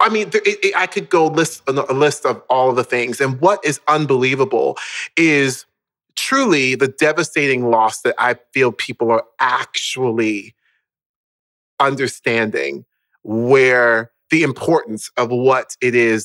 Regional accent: Orlando, Florida, United States; moved away; also born or lived in Baltimore, Maryland; I was born in Baltimore, Maryland, in like inner city Baltimore, and we then moved down to Orlando, Florida, when I was around the age of 5

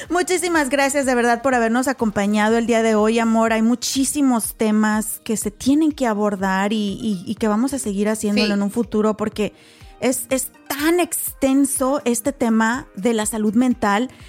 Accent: Mexico; now in United States; vengo de México igual que tú, nací, crecí, estudié en México

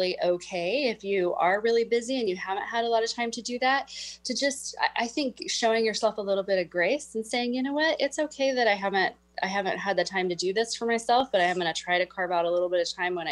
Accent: Midwest, United States; now in Whidbey Island, United States; I grew up in the Midwest

